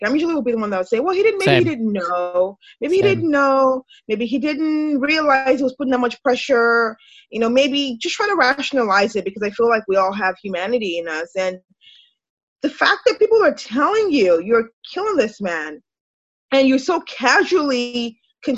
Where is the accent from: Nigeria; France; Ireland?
Nigeria; moved away as an adult; now in United States; My background, I'm Nigerian, you know, but I've lived in America for, I don't know, almost 20 years